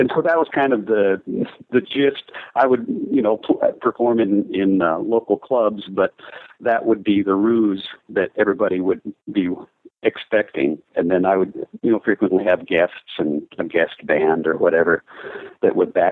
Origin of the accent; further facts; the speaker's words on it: Minnesota, United States; moved away as an adult; now in Nashville, United States; I played in rock bands growing up in high school. I moved to Nashville from Minnesota